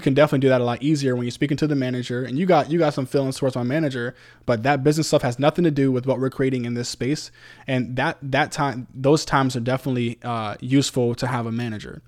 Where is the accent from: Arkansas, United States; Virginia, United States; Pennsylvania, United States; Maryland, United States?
Virginia, United States; Virginia Beach; moved away; I'm from Virginia Beach originally. Uh, that's my hometown